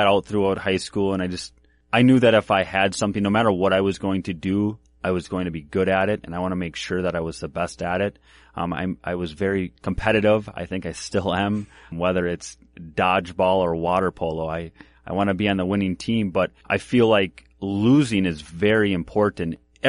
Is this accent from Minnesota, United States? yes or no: yes; Minneapolis, Minnesota, United States; also born or lived in Glencoe / Northfield; So I was born in Minneapolis. Yep. And then I bounced around, spent some time with my grandma and stuff in Glencoe, did some schooling there. And then I lived in Northfield with my dad and then bounced around.